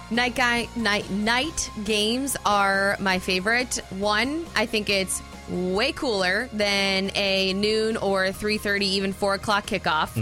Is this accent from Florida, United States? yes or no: yes; South Florida, United States; I grew up in South Florida.